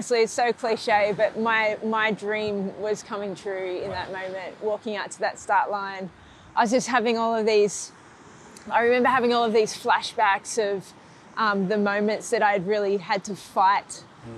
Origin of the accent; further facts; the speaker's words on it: Grays Point, New South Wales, Australia; where I grew up in Grays Point